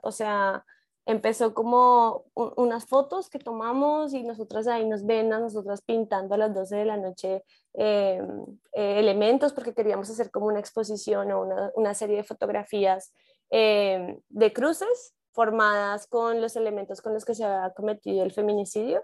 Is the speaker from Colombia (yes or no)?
yes; Colombia; moved away as an adult; now in Mexico; igual soy colombiana, pero vivo ya en México